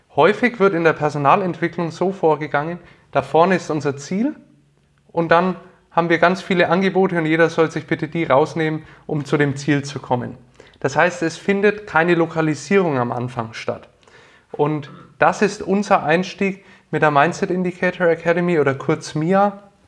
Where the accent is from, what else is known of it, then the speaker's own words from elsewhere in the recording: Nuremberg, Bavaria, Germany; also born or lived in Bamberg; Ich komme aus Nürnberg, äh, aus dem schönen Frankenland und bin hier geboren und aufgewachsen